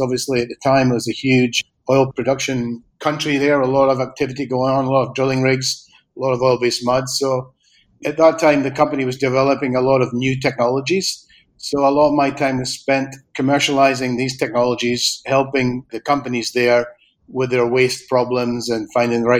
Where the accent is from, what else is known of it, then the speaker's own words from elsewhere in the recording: Aberdeen, Scotland, United Kingdom; moved away as an adult; also born or lived in Argentina / Spain; I'm from Aberdeen originally